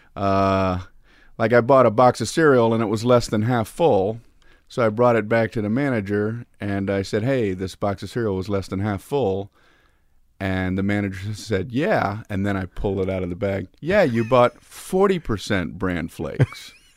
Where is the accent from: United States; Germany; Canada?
United States; Miami, Florida; I grew up in Miami, Florida